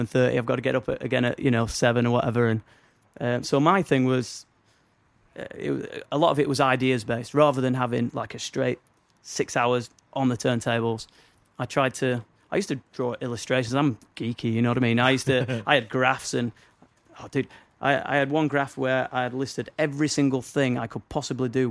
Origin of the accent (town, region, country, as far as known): Northern England, United Kingdom; accent: Northern English